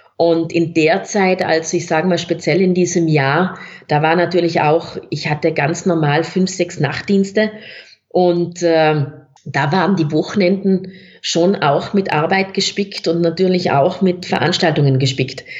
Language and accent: German; South Tyrol, Trentino-Alto Adige, Italy; accent: South Tyrolean; moved away as an adult; also born or lived in Innsbruck, Austria; now in Austria; man hört es auch von meinem Dialekt, ich bin gebürtige Südtirolerin, Italienerin